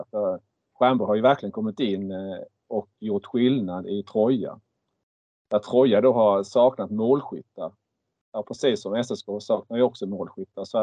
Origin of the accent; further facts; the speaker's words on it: Markaryd, Kronoberg County, Sweden; jag är uppväxt i Markaryd